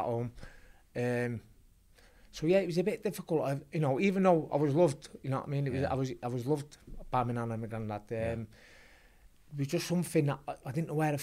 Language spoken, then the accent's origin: English; Manchester, North West England, United Kingdom; born in Manchester, a place called Ancoats, which was only a mile out of the city centre.